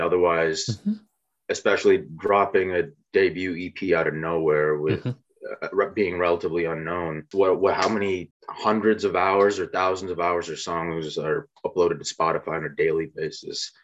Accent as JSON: {"language": "English", "town": "Naperville", "region": "Illinois", "country": "United States", "tie": "born or raised there", "also_born_or_lived": "Clarendon Hills, Illinois / Bolingbrook, Illinois / Plainfield, Illinois / Chicago, Illinois", "moved": "as an adult", "lives_now": "Charlotte, United States", "said": "I am from the suburbs of Chicago, born and raised"}